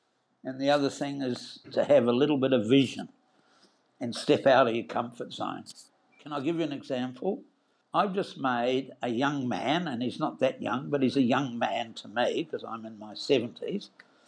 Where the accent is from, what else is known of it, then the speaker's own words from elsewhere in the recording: New Zealand; moved away as an adult; now in Australia; I worked for the New Zealand Dairy Board in New Zealand. I'm a New Zealander, or better said, New Zealander, and emigrated here with my then first wife and three children